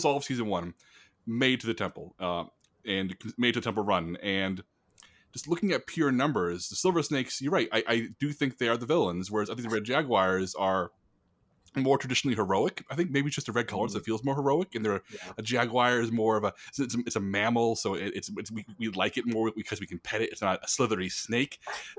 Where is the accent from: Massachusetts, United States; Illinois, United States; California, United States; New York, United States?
New York, United States; Buffalo; I was born in Buffalo, New York